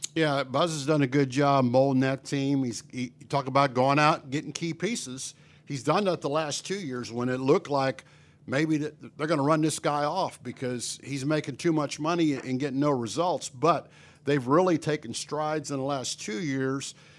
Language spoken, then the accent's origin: English; Pennsylvania, United States; moved away as an adult; now in Bryan-College Station, United States; I grew up in Pennsylvania.